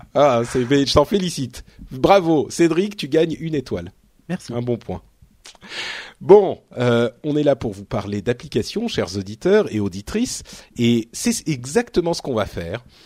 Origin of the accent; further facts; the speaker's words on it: Paris, Île-de-France, France; je suis Parisien